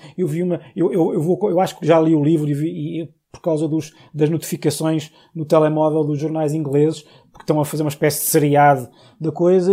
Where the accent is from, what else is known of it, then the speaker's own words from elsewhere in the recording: Portugal; era monárquico, sou português, sou republicano